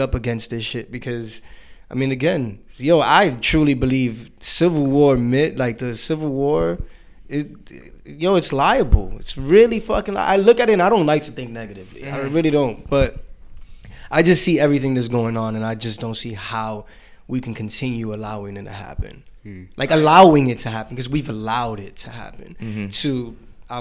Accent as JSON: {"language": "English", "country": "Puerto Rico", "said": "I'm Puerto Rican"}